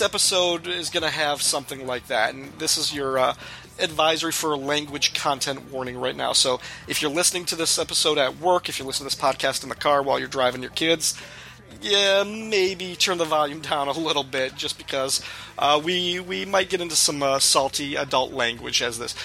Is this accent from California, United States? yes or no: no; DeKalb, Illinois, United States; when we were growing up in DeKalb, Illinois, there was a record store called Record Revolution